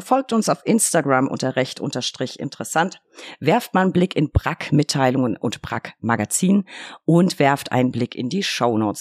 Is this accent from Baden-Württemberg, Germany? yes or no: no; Bavaria, Germany; Ich komme aus Bayern, natürlich bin ich katholisch.